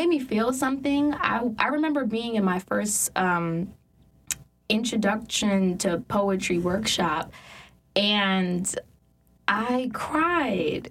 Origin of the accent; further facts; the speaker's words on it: New York, United States; So I grew up in New York